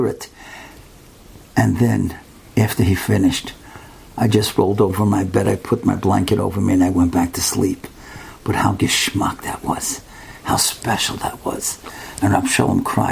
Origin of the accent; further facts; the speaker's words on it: United States; I'm from America, I'm going back in 2-3 days.